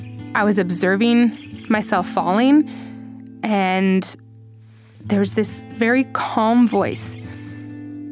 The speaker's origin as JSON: {"language": "English", "region": "Colorado", "country": "United States", "tie": "born or raised there", "said": "I live in Boulder, Colorado. I grew up in Colorado"}